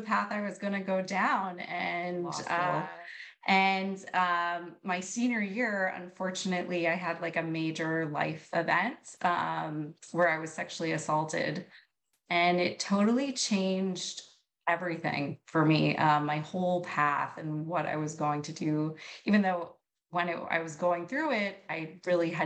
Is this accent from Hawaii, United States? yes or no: no; New York City, New York, United States; now in Pennsylvania, United States; I'm originally from New York City.